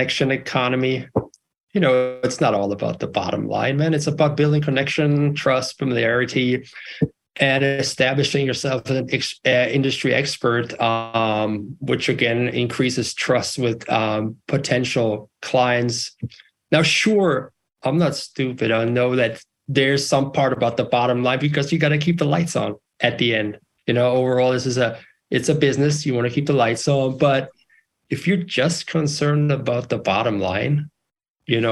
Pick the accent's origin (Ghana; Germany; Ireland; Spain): Germany; now in United States; I'm bilingual, German and English, born and raised in Germany, and moved out west to find the American dream